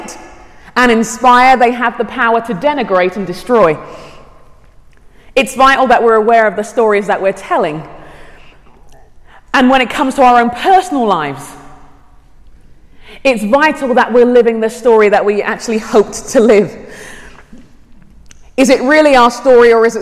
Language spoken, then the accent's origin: English; London, United Kingdom; moved away as an adult; also born or lived in Arizona, United States / California, United States; now in Shoreview, United States; I grew up in London, in England. My parents are Nigerian, and I've lived in the States about 14 years